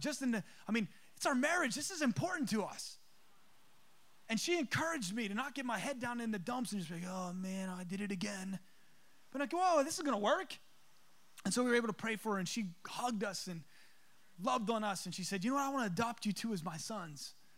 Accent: East Coast, United States; moved away; I'm from the East Coast. We call them subs.

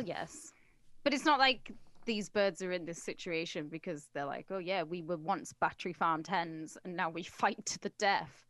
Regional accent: England, United Kingdom; I'm English

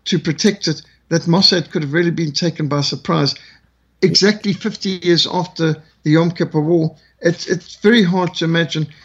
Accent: Zimbabwe; also born or lived in South Africa; I grew up with this in Rhodesia

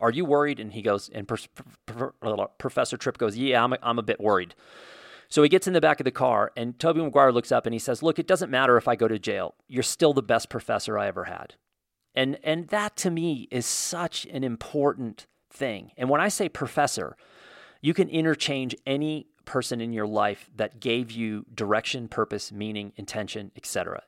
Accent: Indiana, United States; I grew up in Indiana

